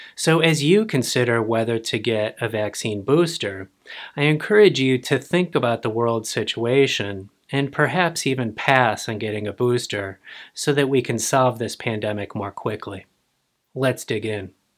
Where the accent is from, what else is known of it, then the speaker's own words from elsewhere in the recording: United States; I, as an American